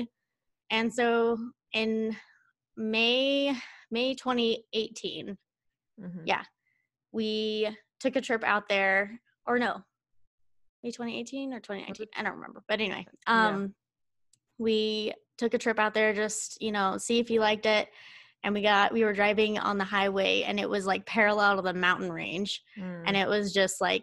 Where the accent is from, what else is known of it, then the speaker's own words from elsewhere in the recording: Oklahoma, United States; moved away as an adult; now in Ohio, United States; I am actually originally from Oklahoma. I met my boyfriend online, and I ended up moving to Ohio